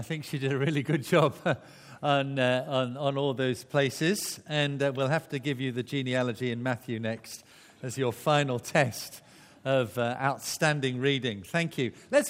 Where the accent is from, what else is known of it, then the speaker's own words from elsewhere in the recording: Barnstaple, South West England, United Kingdom; born there; Mine, unfortunately, says Barnstaple, Devon. all these years and you thought I was born in Wales. Well, I was born in England.